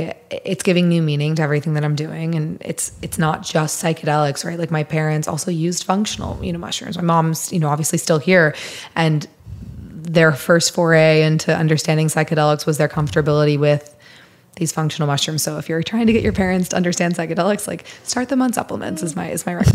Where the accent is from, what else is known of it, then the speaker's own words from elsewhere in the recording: Missouri, United States; I'm from Missouri